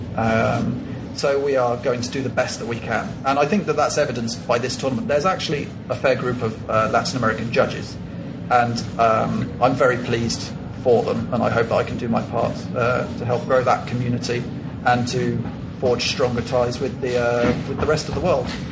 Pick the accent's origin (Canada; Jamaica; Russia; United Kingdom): United Kingdom; England; moved away as an adult; now in Colombia; I'm English, but now I live in Colombia